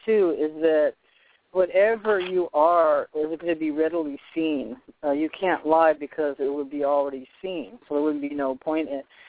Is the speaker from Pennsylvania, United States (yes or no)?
no; Boston, Massachusetts, United States; born there; also born or lived in Poughkeepsie, New York; and I was born in Boston. I actually lived upstate New York in Poughkeepsie, where my mother was born